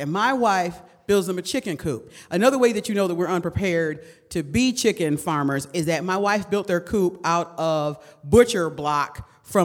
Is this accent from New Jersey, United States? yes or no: no; Detroit, Michigan, United States; I was raised in Detroit in the 70s and the 80s when it mattered